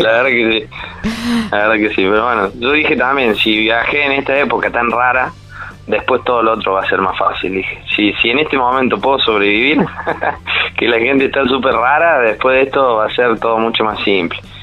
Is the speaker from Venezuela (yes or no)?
no; Córdoba, Argentina; como buen cordobés bastante sociable